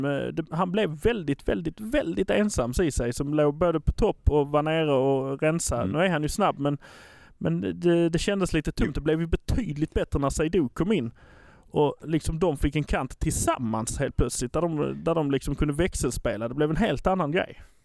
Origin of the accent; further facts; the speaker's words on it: Malmö, Skåne, Sweden; vi är från Malmö